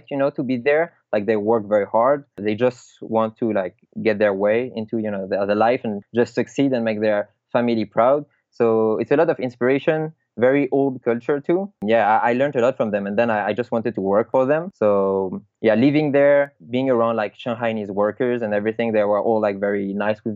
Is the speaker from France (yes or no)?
yes; Paris, Île-de-France, France; I'm from Paris